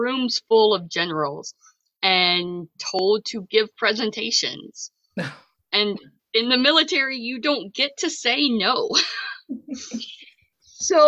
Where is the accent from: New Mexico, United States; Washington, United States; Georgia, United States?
Georgia, United States; south of Atlanta; moved away as an adult; now in Massachusetts, United States; I grew up in Georgia, kind of south of Atlanta in a more rural area